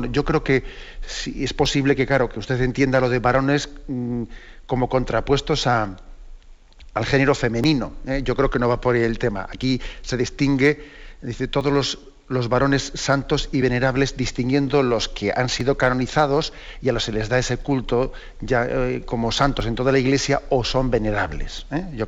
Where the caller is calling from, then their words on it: Tres Cantos, Community of Madrid, Spain; de Tres Cantos.